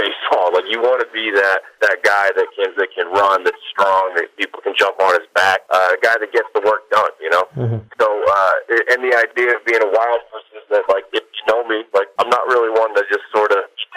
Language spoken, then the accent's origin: English; Massachusetts, United States; Lowell, which is in my home state of Massachusetts